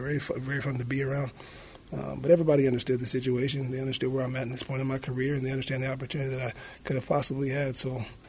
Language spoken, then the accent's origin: English; Bremerton, Washington, United States; now in North Carolina, United States; I'm from Washington State, Bremerton, Seattle area, but North Carolina has been my home for the last 15 years.